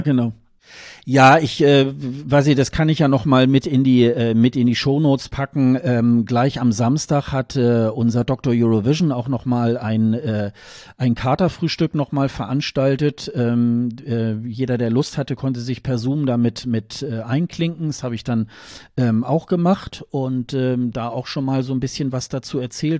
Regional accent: Germany; als Deutsche

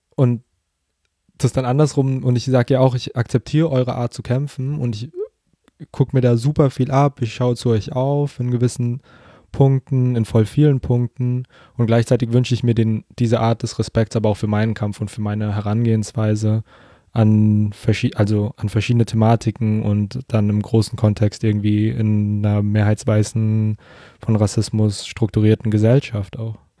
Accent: Germany; ich bin hier in der Gegend aufgewachsen quasi, war nie länger als ein halbes Jahr jetzt weg

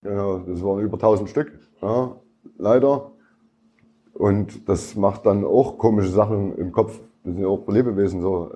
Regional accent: Leipzig, Saxony, Germany; Ich bin Plagwitz, Leipzig-Plagwitz. Bin ich äh, groß geworden

